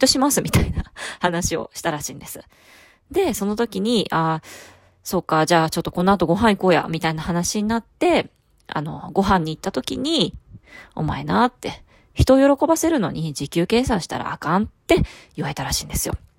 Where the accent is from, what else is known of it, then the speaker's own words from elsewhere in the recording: Fukuoka, Japan; 私ちょっと博多っ子なんですけれども